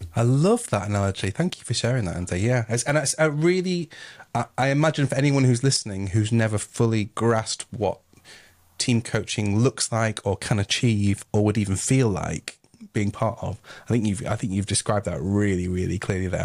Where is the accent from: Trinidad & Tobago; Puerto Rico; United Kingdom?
United Kingdom; Yorkshire and the Humber; I am from Yorkshire